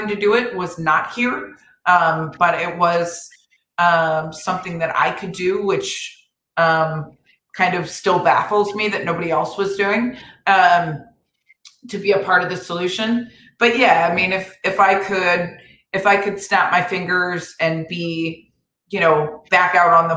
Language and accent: English; Florida, United States; now in Los Angeles, United States; my home state of Florida